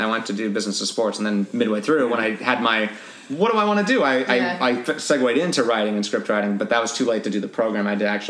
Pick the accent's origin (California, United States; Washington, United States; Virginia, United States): Washington, United States; Seattle; moved away as an adult; also born or lived in Ithaca, New York; I almost went to my hometown, or, like, Seattle